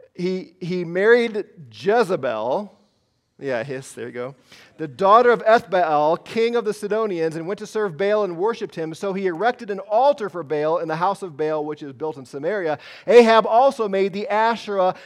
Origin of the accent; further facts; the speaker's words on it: United States; I'm American